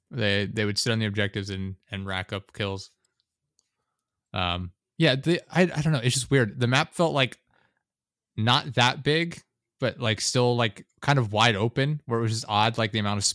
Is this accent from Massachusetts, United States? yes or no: no; Pennsylvania, United States; I'm also from Pennsylvania.